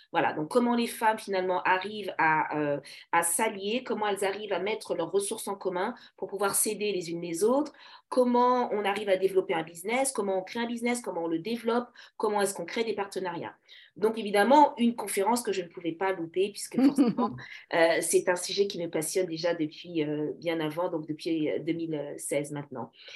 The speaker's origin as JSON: {"language": "French", "town": "Paris", "region": "Île-de-France", "country": "France", "tie": "born or raised there", "said": "je suis née à Paris, une vraie Parisienne, donc d'origine congolaise"}